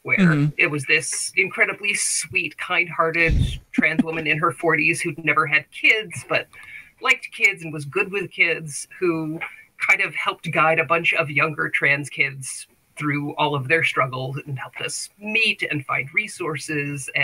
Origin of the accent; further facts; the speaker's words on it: the South, United States; I was raised in the South by a conservative family